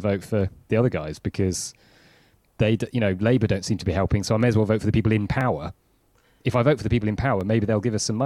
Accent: Wakefield, Yorkshire and the Humber, United Kingdom; I grew up in Wakefield

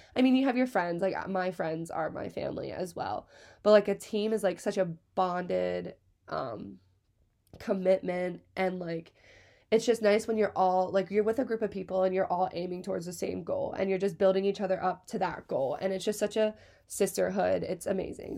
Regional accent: Hershey, Pennsylvania, United States; I'm from Hershey, Pennsylvania. Born and raised, sweetest place on earth

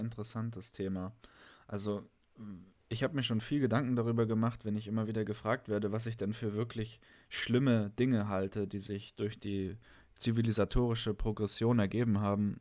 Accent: Germany; bei uns in Deutschland

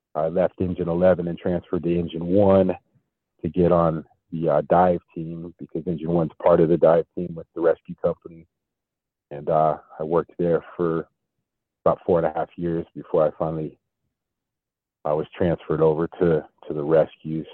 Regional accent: Denver, Colorado, United States; I grew up in Denver, so I'm a native of Denver

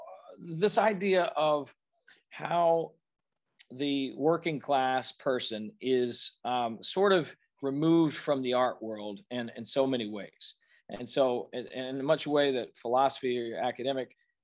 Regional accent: Birmingham, Alabama, United States; that's my hometown. That's where I am right now

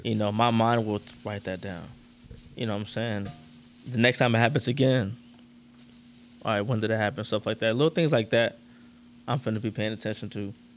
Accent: Orlando, Florida, United States; I'm from Orlando

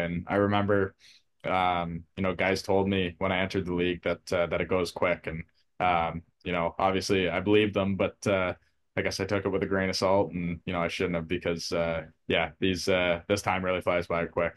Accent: Port Hope, Ontario, Canada; I grew up in Port Hope, Ontario

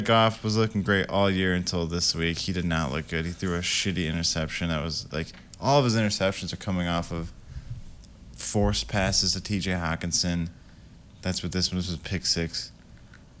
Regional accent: Grand Rapids, Michigan, United States; We're from Grand Rapids.

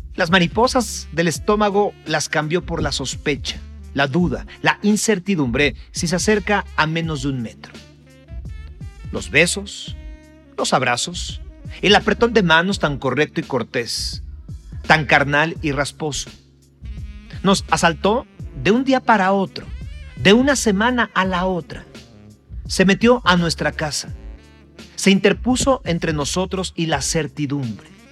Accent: Mexico; como, mexicano

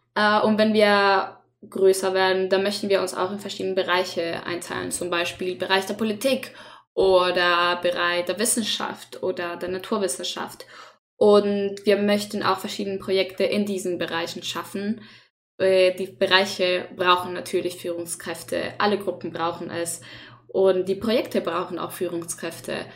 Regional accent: Chile; German is a second language; moved away as an adult; now in Germany; ich komme nicht aus Deutschland. Ich komme aus Chile, das ist in Südamerika, falls ihr nicht weißt. ähm, und ich habe die ersten 19 Jahre meines Lebens da gelebt

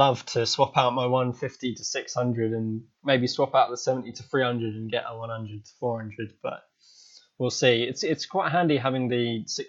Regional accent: South East England, United Kingdom; So I'm from Southern England, down in the south, just by London. Quite lucky to kind of got a lot of airports around us, like civil ones, not so many military ones

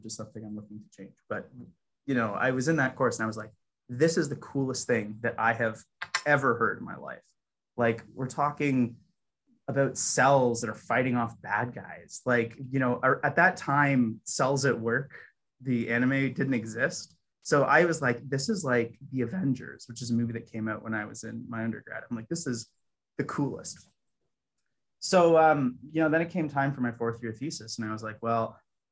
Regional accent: Toronto, Ontario, Canada; moved away as an adult; also born or lived in Hamilton, Canada; I'm actually originally from Toronto.

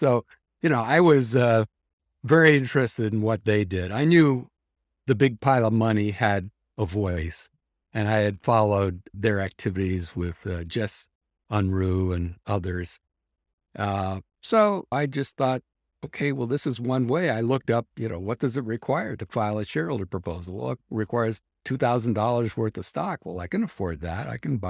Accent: Canada; I said, well, I'm Canadian, so I shouldn't have to salute the flag.

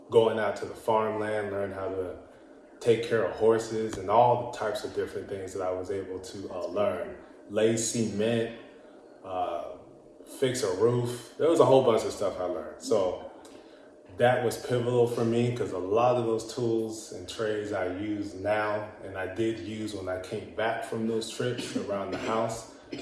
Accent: Indio, California, United States; also born or lived in Fresno, California; Where I grew up is in the illustrious Indio, California

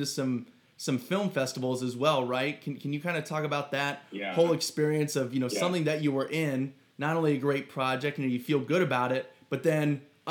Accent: Ohio, United States; I'm not in LA. I'm originally from Ohio

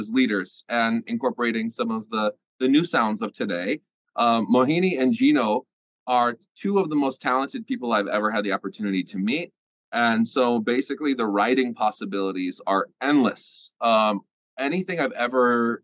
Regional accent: United States; as an American

